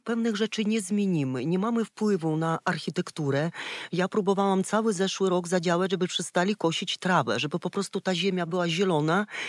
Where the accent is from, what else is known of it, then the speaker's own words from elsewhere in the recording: Ukraine; Polish is a second language; moved away; pochodzę z Czerka, z Ukrainy